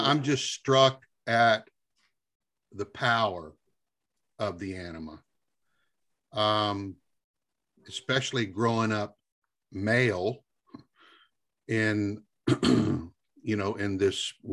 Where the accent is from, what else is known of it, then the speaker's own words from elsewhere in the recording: Deep South, United States; as a male growing up in the Deep South